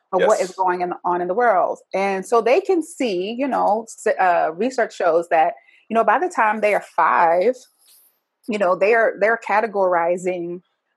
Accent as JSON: {"language": "English", "region": "the South", "country": "United States", "tie": "born or raised there", "said": "me growing up in the South as an African-American"}